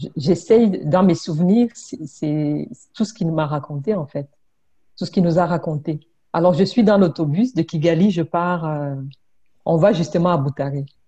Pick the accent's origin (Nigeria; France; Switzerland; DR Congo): DR Congo; moved away as an adult; also born or lived in Burundi / Brussels, Belgium; now in Quebec, Canada; Je suis, je suis née au Burundi. OK. J'ai grandi au Congo et j'ai fait mes études universitaires à Bruxelles, en Belgique